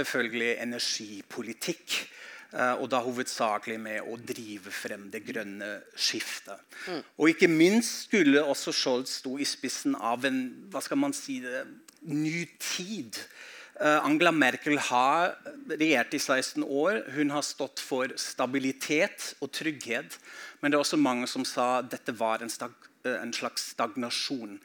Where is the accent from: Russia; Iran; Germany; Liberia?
Germany; Norwegian is a second language; now in Norway; samtidig har jeg innvandret inn i Norge, har et blikk på hjemlandet mitt